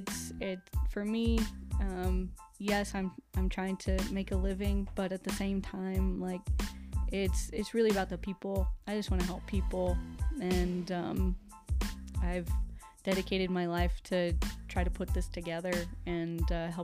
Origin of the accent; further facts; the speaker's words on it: Radium Springs, New Mexico, United States; I grew up in Radium Springs